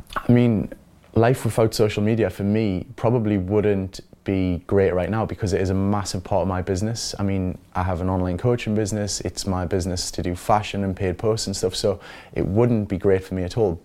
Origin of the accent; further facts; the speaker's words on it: Newcastle upon Tyne, North East England, United Kingdom; moved away as an adult; also born or lived in London; I'm from Newcastle.